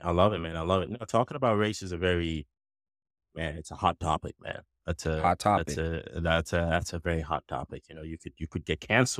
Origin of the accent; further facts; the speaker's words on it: Nigeria; now in United States; originally born in Nigeria, right? Mm-hmm. So for me, I grew up, you know, pretty much, if you say it, I grew up pretty much around Black. Everyone around me was Black, right?